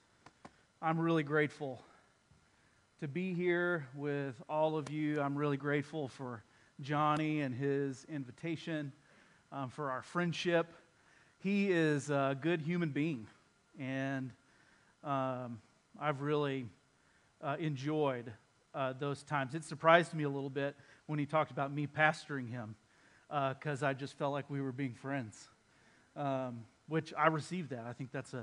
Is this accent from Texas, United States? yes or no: yes; Texas, United States; I'm from Texas